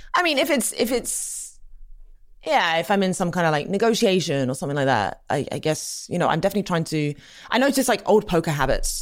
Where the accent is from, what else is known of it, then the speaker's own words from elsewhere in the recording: England, United Kingdom; I grew up in England, as you can hear.